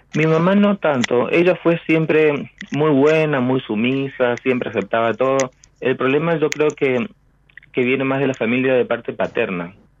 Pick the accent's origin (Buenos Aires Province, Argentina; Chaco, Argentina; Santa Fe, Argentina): Chaco, Argentina; moved away as an adult; now in Peru; yo nací en el Chaco, en San Sí. Pero hace como unos siete años me fui y estoy viviendo en Perú